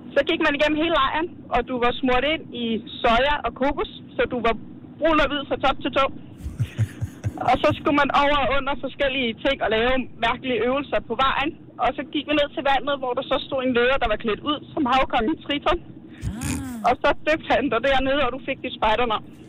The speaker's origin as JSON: {"language": "Danish", "region": "West Jutland", "country": "Denmark", "said": "Jeg er fra Gørlu på Vestjylland"}